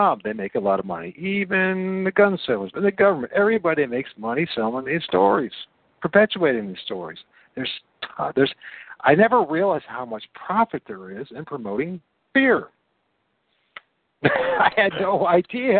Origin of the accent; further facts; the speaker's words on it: Toledo, Ohio, United States; I'm from Toledo, Ohio